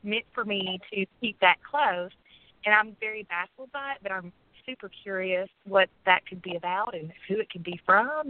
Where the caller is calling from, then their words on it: Kentucky, United States; I'm calling from Kentucky